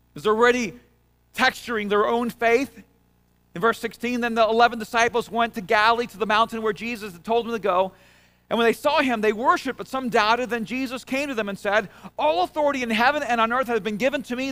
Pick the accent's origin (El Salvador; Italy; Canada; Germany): El Salvador; moved away; I'm from El Salvador.